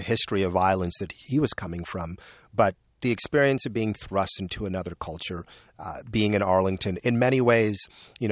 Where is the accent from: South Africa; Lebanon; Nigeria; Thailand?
Nigeria; moved away; I'm originally from Nigeria.